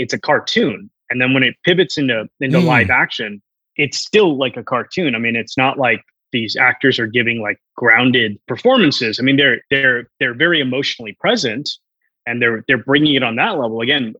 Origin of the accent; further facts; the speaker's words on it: Hong Kong; also born or lived in India / Singapore / United States; like I was born in India, but then I grew up between like Hong Kong and Singapore and spend a little bit of time in the US and just moving around all over the world, right?